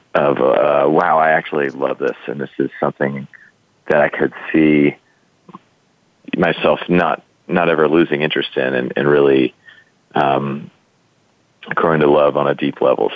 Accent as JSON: {"language": "English", "region": "Texas", "country": "United States", "tie": "born or raised there", "said": "I grew up in Texas"}